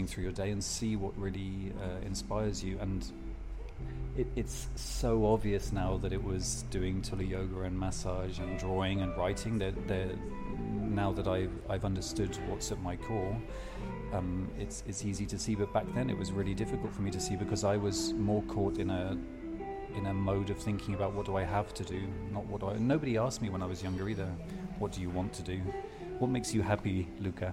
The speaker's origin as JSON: {"language": "English", "area": "Devon", "region": "South West England", "country": "United Kingdom", "tie": "born or raised there", "also_born_or_lived": "Geneva, Switzerland / London", "moved": "as an adult", "lives_now": "Mallorca, Spain", "said": "I was brought up in Devon"}